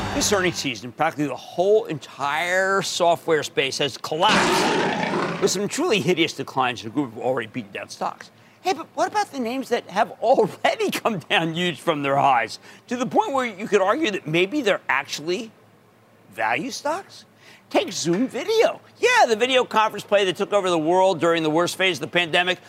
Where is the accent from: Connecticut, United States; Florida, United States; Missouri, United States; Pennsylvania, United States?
Pennsylvania, United States; Philadelphia; I'm from Philly.